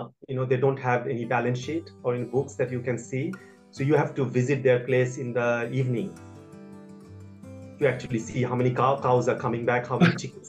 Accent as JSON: {"language": "English", "country": "India", "moved": "as an adult", "lives_now": "Sydney, Australia", "said": "I come from India, and I came in 2006."}